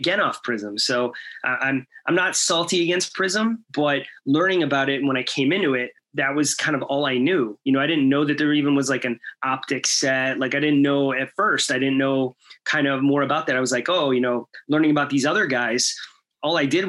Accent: Chicago, Illinois, United States; I'm from Chicago

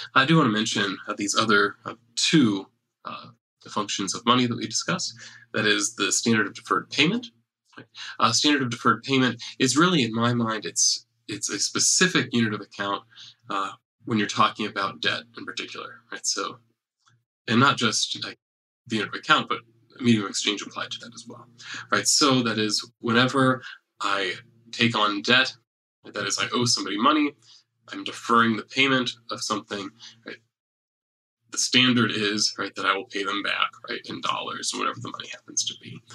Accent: United States; I'm an American and I use US dollars

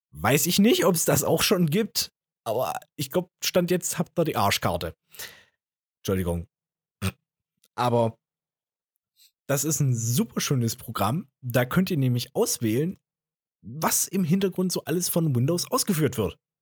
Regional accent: Jena, Thuringia, Germany; ich komme ja aus Jena

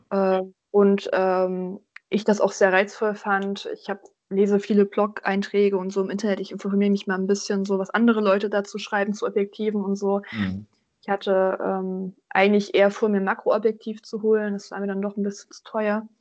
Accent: Thuringia, Germany; now in Göttingen, Germany; Ich komme ja ursprünglich aus Thüringen

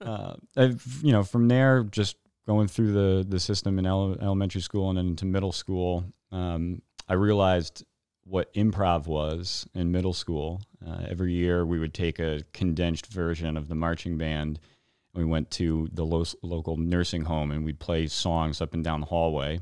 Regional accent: New Milford, Connecticut, United States; also born or lived in New York; I was born in New York, um, and grew up in New Milford

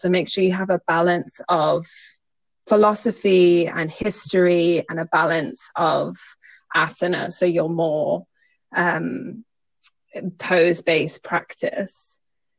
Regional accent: Singapore; I grew up in Singapore.

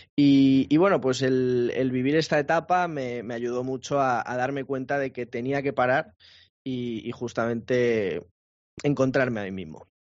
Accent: Madrid, Community of Madrid, Spain; moved away as an adult; now in Málaga, Spain; yo soy de Madrid, soy de Madrid, pero, pero he cambiado, he cambiado un clima más cálido

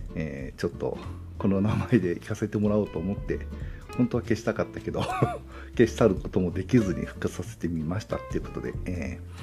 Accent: Nagoya, Aichi, Japan; accent: Nagoya-ben; also born or lived in Hokkaido; 住んでるところは、えー、東海地方愛知県ですね、えー、なんで名古屋弁はネイティブです

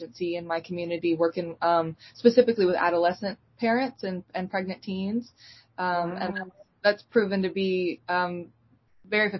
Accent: Eastern North Carolina, United States; I'm from Eastern North Carolina

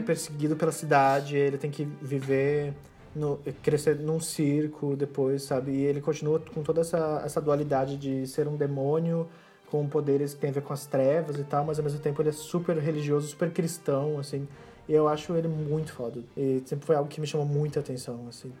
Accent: Cascavel, Paraná, Brazil; moved away; Cascavel, que é a minha cidade natal

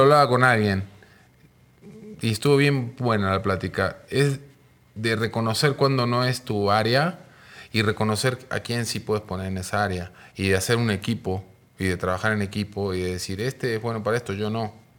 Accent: Mar del Plata, Buenos Aires Province, Argentina; moved away as an adult; also born or lived in Mexico City, Mexico; now in Mexico; Yo soy de Mar del Plata, una ciudad este, de Argentina, ciudad con playa, ciudad turística de allá. Y nada, de ahí vengo. Pero ya tengo 26 años acá en México.

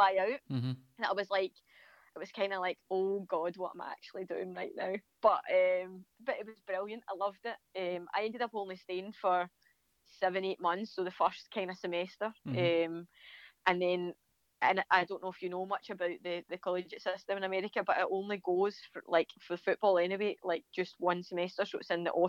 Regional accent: a village outside Glasgow, Scotland, United Kingdom; I come from Brigade, which is like just a village outside of Glasgow

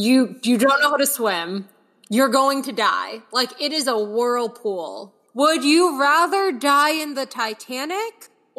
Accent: New York, United States; moved away; I'm from New York. I'm a fucking princess. I now do not live in New York

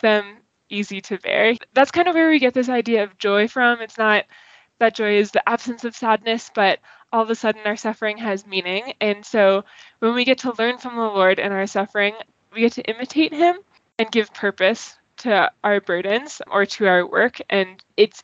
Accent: Boston, Massachusetts, United States; moved away as an adult; also born or lived in Fairfax, Virginia / College Park, Maryland; now in Denver, United States; I'm from Boston, and so it was so far away to move all the way down towards DC

